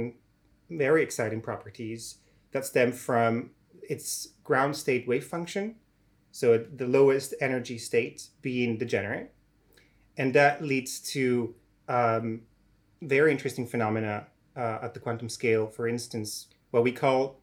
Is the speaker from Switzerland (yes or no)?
yes; Italian-speaking part of Switzerland, Italian-speaking Switzerland, Switzerland; moved away as an adult; also born or lived in Zurich, Switzerland / Oxford, United Kingdom; now in Cambridge, United Kingdom; growing up as a kid, I used to watch a program called Super Quark on the Italian television, because I come from the Italian-speaking part of Switzerland